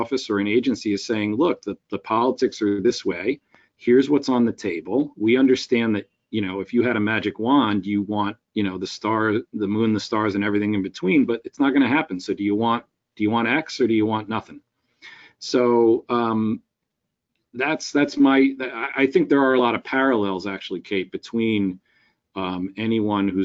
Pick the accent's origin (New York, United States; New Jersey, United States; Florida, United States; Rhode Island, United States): New Jersey, United States; Westfield; I've also been an elected official in my hometown in Westfield